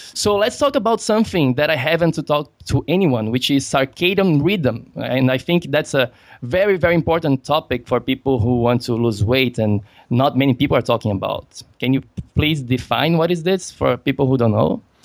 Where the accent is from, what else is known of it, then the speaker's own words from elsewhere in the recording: Brazil; I'm from Brazil.